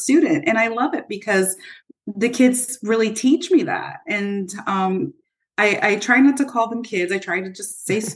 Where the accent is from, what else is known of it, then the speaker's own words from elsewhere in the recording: Modesto, California, United States; also born or lived in Turlock; I grew up in Modesto